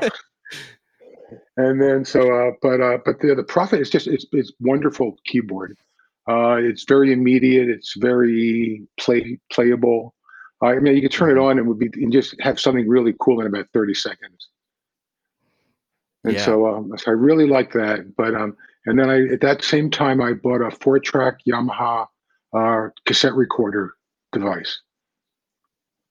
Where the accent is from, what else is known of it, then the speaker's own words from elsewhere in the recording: New York, United States; moved away; also born or lived in Los Angeles; I grew up in New York